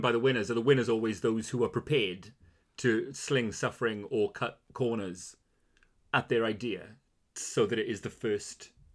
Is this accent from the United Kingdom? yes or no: yes; Wales, United Kingdom; being Welsh